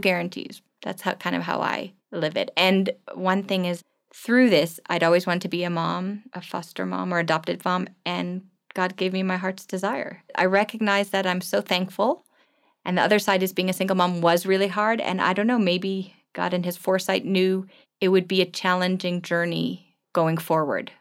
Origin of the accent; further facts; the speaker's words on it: East Coast, United States; moved away as an adult; also born or lived in Germany / New York / Washington, D.C.; now in Johannesburg, South Africa; I grew up on the East Coast, so outside of New York and then outside of Washington, D C.